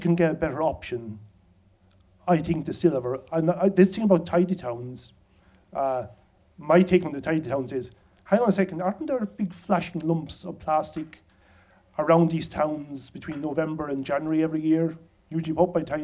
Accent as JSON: {"language": "English", "region": "Midlands", "country": "Ireland", "said": "I'm from Leach"}